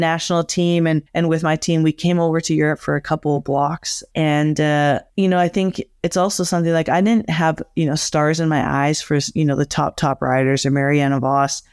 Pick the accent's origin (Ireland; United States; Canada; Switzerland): Canada; Alberta; born or raised there; moved away